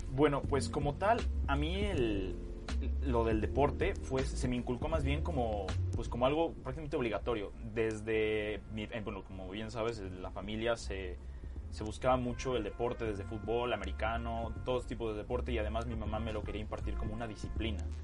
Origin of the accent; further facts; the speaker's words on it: Puebla, Mexico; also born or lived in Culiacán, Sinaloa; yo nací en Culiacán, Sinaloa. Este, estuve ahí aproximadamente tres años y después, bueno, me vine a Puebla por cuestiones del trabajo de mi papá y es donde he recibido la mayor parte de, pues, de mi vida